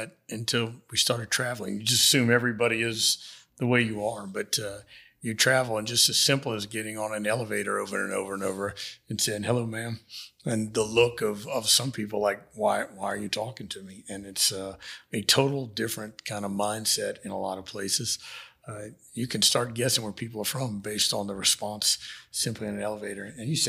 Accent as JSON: {"language": "English", "town": "Houma", "region": "Louisiana", "country": "United States", "said": "I'm from Houma."}